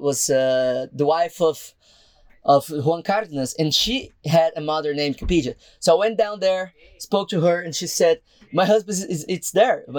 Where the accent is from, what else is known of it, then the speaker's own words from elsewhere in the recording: Brazil; moved away; I'm not from here, I'm actually from Brazil.